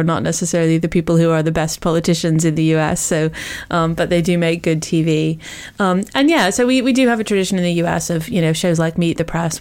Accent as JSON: {"language": "English", "country": "United States", "moved": "yes", "lives_now": "United Kingdom", "said": "originally I'm American"}